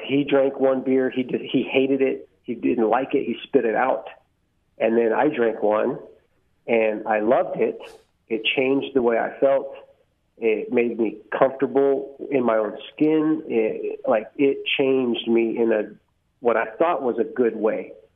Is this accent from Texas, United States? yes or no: yes; Bandera, Texas, United States; also born or lived in San Antonio, Texas; I grew up out here. Went to school out here